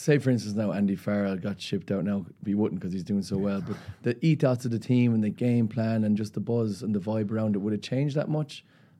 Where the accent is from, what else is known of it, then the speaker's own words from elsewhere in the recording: Limerick, Munster, Ireland; it's in my hometown of Limerick.